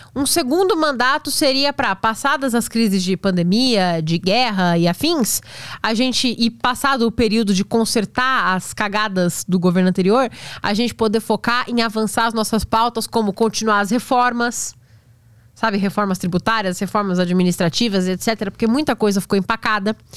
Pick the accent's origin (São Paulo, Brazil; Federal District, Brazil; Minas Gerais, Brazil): São Paulo, Brazil; Praia Grande; eu sou da Praia Grande, ali do lado